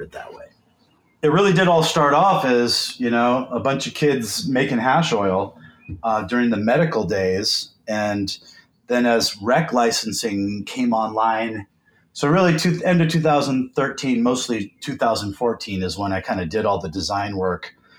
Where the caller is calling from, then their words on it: Seattle, Washington, United States; I am sitting in my home office in Seattle, Washington. Just flew back from LA this morning.